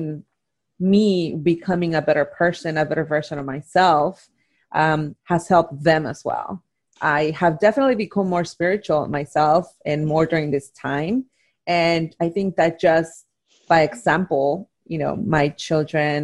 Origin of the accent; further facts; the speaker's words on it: Oaxaca, Mexico; moved away; Growing up in Mexico, in Oaxaca, growing up in a telenovela culture